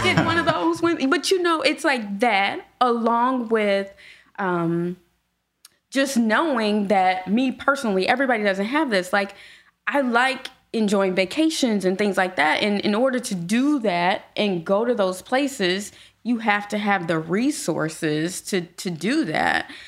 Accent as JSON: {"language": "English", "town": "Gary", "region": "Indiana", "country": "United States", "tie": "born or raised there", "moved": "yes", "lives_now": "Indianapolis, United States", "said": "I grew up in Gary"}